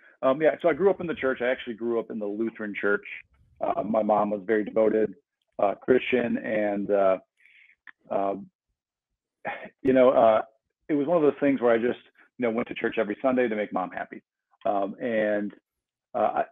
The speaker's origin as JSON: {"language": "English", "region": "Midwest", "country": "United States", "tie": "born or raised there", "also_born_or_lived": "Arizona", "moved": "as an adult", "said": "I grew up in the Midwest, and I ended up moving to Arizona for college"}